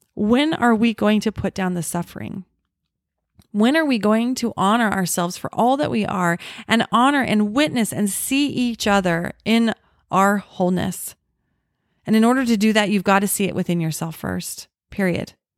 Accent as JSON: {"language": "English", "town": "Orem", "region": "Utah", "country": "United States", "tie": "born or raised there", "said": "The house that I grew up in in Orem"}